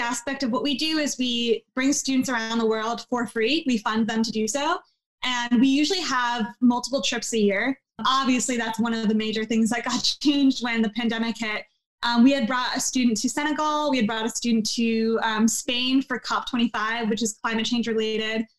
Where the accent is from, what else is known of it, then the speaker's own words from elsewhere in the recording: New Jersey, United States; growing up in New Jersey